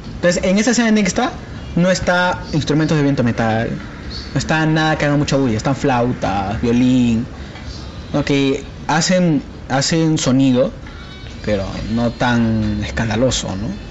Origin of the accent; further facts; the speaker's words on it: Peru; como peruano, yo quiero ser censado porque soy parte del Perú